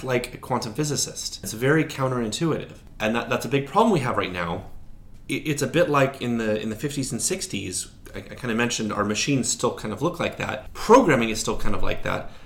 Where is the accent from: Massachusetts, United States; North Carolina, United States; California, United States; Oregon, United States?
Oregon, United States; Portland; when I was in Portland, Oregon, my hometown